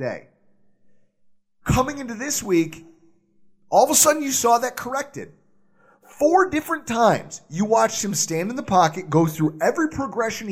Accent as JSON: {"language": "English", "area": "Southtowns", "region": "New York", "country": "United States", "tie": "born or raised there", "said": "we grew up down in the South Towns"}